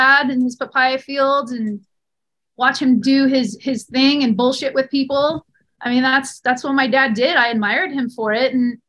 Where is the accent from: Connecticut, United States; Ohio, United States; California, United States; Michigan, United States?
California, United States; Southern; I grew up in Southern California.